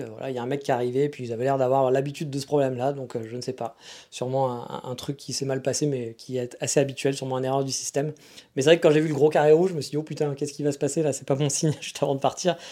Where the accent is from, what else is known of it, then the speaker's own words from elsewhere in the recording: France; now in Japan; chez nous en France